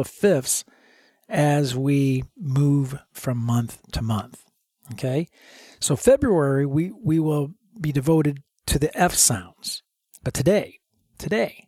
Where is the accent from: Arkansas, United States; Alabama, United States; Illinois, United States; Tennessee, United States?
Illinois, United States; Chicago; now in Dallas, United States; I grew up in Illinois, up around Chicago